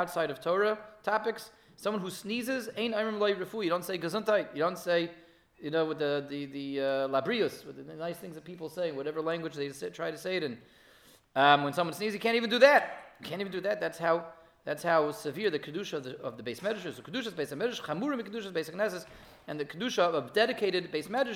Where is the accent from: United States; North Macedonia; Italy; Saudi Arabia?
United States; Denver, Colorado; moved away; I grew up in Denver, I went to Masifta in Denver, Colorado